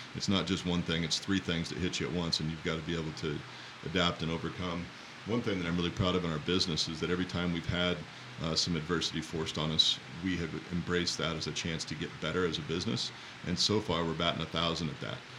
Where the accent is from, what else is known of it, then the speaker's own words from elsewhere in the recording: Walla Walla, Washington, United States; I grew up in Walla Walla and then doubled back and came back home to my hometown to make wine